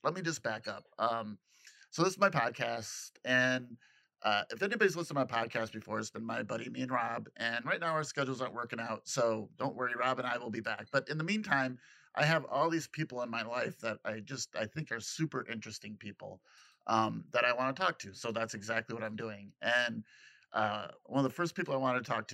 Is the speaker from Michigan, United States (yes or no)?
yes; Holland, Michigan, United States; moved away; we grew up in Holland, Michigan